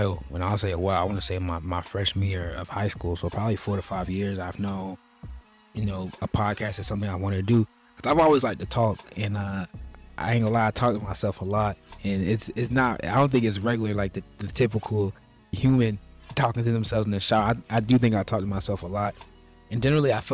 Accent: Charlotte, North Carolina, United States; I'm from Charlotte, North Carolina, the real Queen City. I was born and raised here.

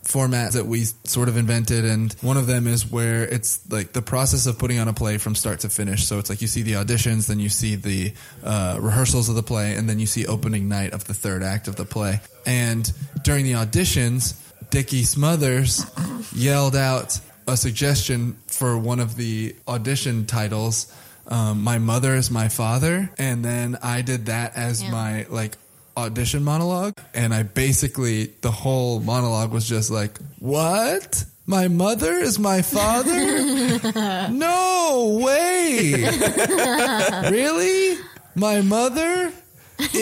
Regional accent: Austin, Texas, United States; moved away as an adult; now in Chicago, United States; My Austin improv group, I'm from Austin originally, and we still perform together sometimes. These are people I went to high school with.

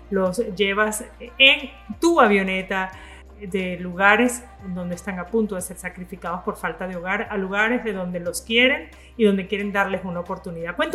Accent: Zulia, Venezuela; Julián es hijo de una maracucha, tal cual como yo, venezolana

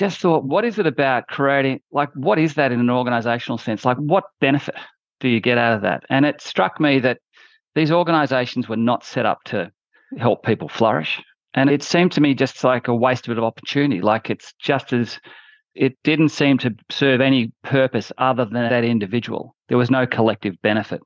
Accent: Australia; moved away as an adult; also born or lived in London, United Kingdom; I'm a junior auditor as an Australian in a London firm

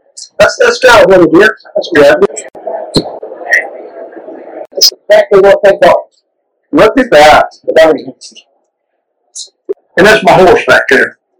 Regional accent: Canada; we're Canadian

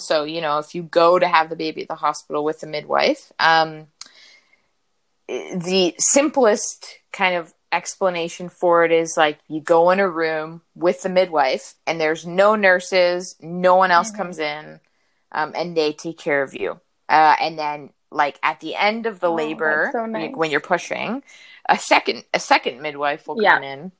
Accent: Niagara, Ontario, Canada; I grew up in Niagara

